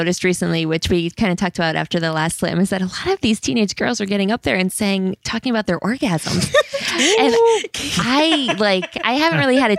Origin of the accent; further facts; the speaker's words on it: Pennsylvania, United States; if I'm the white girl from the country, I can't really write about living in, you know, urban New York